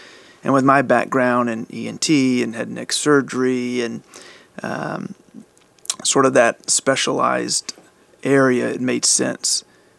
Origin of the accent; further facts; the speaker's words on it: Louisiana, United States; moved away as an adult; also born or lived in Shreveport, Louisiana; now in Dallas, United States; I'm originally from Louisiana. You grew up in Louisiana? I did. Small town, less than 2,000 people.